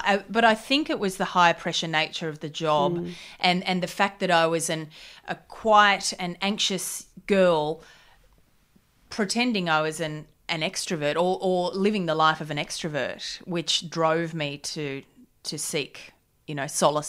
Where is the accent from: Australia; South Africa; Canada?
Australia; Gold Coast, Queensland; On the Gold Coast. Party town.